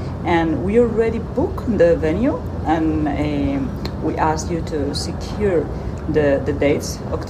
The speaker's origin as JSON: {"language": "English", "town": "Madrid", "region": "Community of Madrid", "country": "Spain", "said": "from Madrid."}